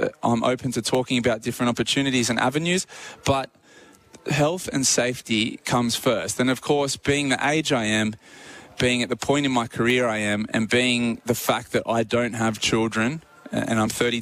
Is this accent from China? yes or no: no; Australia; as an Australian athlete